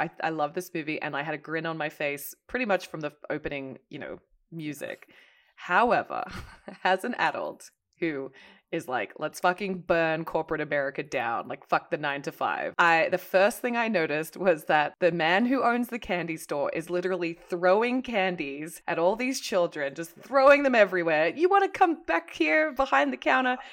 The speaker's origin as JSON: {"language": "English", "country": "Hong Kong", "tie": "born or raised there", "moved": "yes", "said": "I grew up in Hong Kong"}